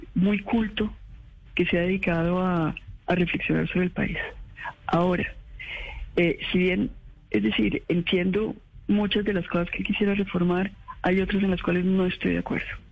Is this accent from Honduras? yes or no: no; Colombia; como colombianos